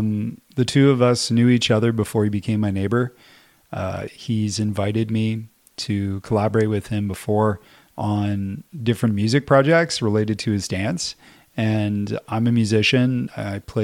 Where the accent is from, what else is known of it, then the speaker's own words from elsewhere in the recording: Ottawa, Ontario, Canada; moved away as an adult; also born or lived in Kapuskasing, Ontario / Japan / Vancouver; now in Yukon, Canada; I was born in Kapuskasing, Ontario, which is Northern Ontario, and moved to Ottawa when I was about 6 or 7 and grew up there most of my, like, you know, as a teenager